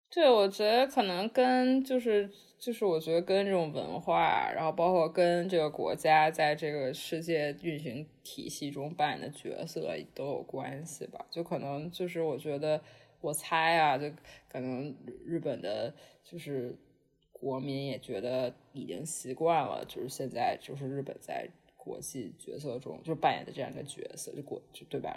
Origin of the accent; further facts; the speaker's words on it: China; moved away as an adult; now in Los Angeles, United States; 成长在中国